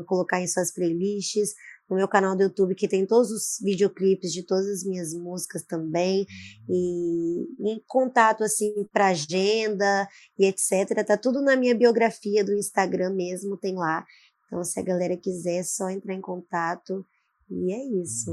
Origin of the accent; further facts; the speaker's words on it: Vitória, Espírito Santo, Brazil; sou capixaba, Vitória, hum. Espírito Santo